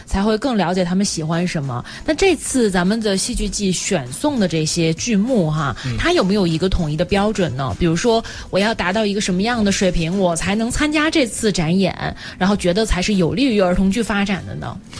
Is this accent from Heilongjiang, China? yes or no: no; Guangdong, China; now in Beijing, China; 我在广东长大嘛